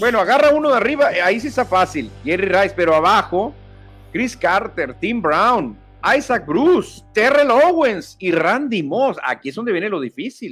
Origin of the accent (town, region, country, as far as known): Mexico